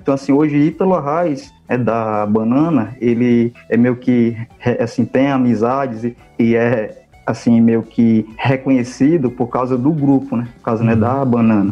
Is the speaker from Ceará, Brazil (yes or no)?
yes; Russas, Ceará, Brazil; Eu sou de Russas, né? Eu era de um sítio